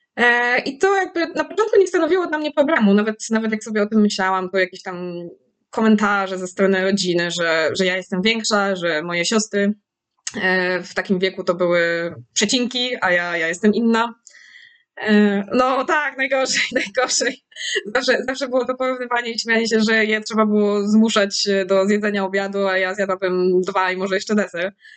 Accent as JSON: {"language": "Polish", "region": "Lesser Poland", "country": "Poland", "said": "jestem z, z Małopolski, więc mamy dużo, dużo górek"}